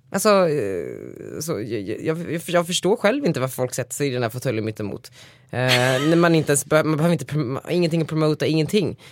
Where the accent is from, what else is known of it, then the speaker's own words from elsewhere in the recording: Västerås, Västmanland, Sweden; moved away; jag är ju ganska ofta i Västerås där jag kommer ifrån.